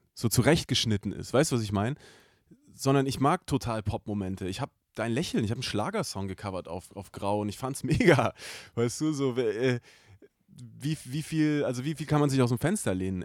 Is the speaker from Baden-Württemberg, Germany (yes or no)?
yes; Stuttgart, Baden-Württemberg, Germany; aus dem Großraum, wo ich herkomme. Ja. Den muss man jetzt gar nicht genau benennen, weil es eigentlich egal ist, so, aber es ist natürlich der Großraum Stuttgart